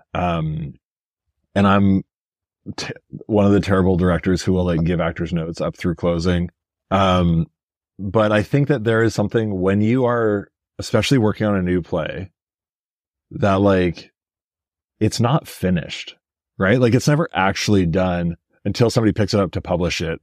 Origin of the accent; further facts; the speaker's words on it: Edmonton, Alberta, Canada; moved away; also born or lived in Greater Toronto Area; I grew up in Edmonton